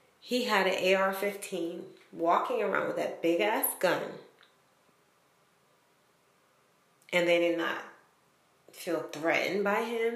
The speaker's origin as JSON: {"language": "English", "region": "Rhode Island", "country": "United States", "said": "I'm from Rhode Island"}